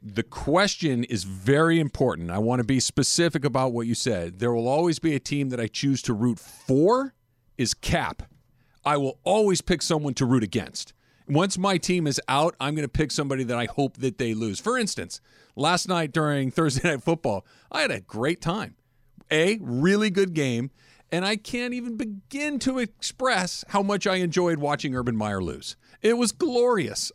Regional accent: Los Angeles, California, United States; I grew up in L A. I've lived here almost my entire life

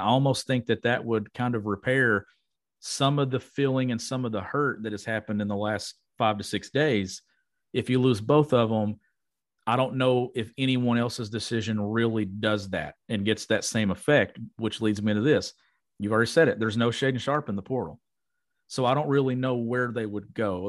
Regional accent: Kentucky, United States; my hometown in Palmville, Kentucky

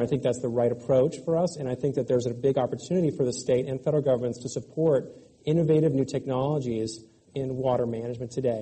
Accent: California, United States; I grew up here in California and actually lived through several droughts uh, growing up

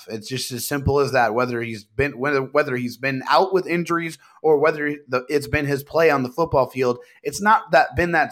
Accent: San Diego, California, United States; Both really of us were born and raised in San Diego, man.

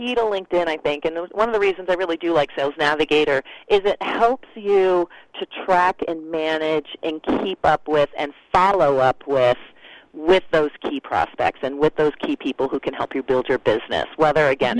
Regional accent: Canada; also born or lived in Sweden; I'm Canadian and Swedish

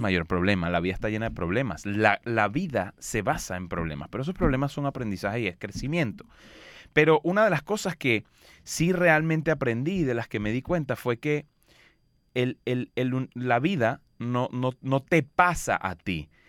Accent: Los Teques, Miranda, Venezuela; moved away; yo soy de un pueblo de 100.000 habitantes, muy chiquito que se llama Los Teques, en Venezuela

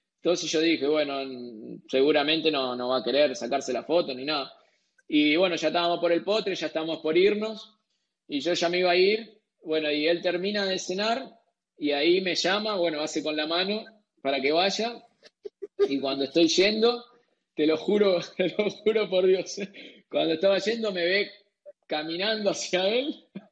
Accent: Argentina; como argentinos

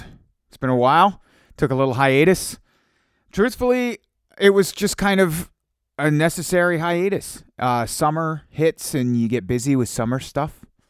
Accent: Kingston, Ontario, Canada; also born or lived in Hamilton / Cornwall; And then previous to that in Kingston, Ontario, which I've decided is my hometown. I've decided Kingston is my hometown.

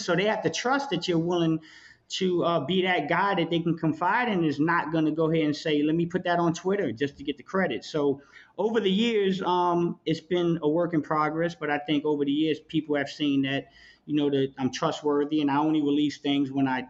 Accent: East Coast, New Jersey, United States; I'm from the East Coast.

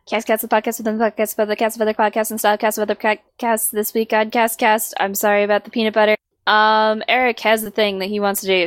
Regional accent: United States; moved away as an adult; now in New Zealand; when I moved to New Zealand, I found out that they don't refrigerate their eggs, and that makes me deeply uncomfortable because I am very American.

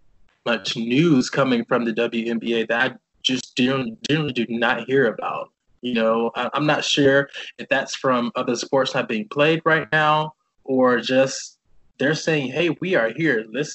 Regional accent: the South, United States; This is like America, and especially growing up in the South, like, what?

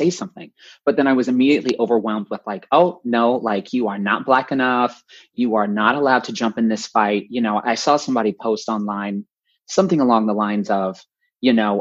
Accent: North Central Florida, United States; I grew up in North Central Florida, pretty conservative

